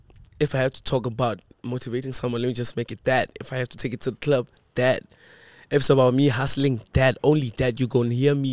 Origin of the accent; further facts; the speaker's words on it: Daveyton, Gauteng, South Africa; we were a group of homies in Davidson. I grew up in Davidson.